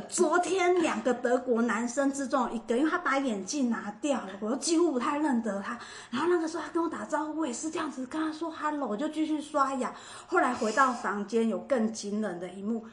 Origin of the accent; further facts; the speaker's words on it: Taiwan; moved away; also born or lived in Los Angeles, United States / Irvine, United States; 我们在台湾学的不一样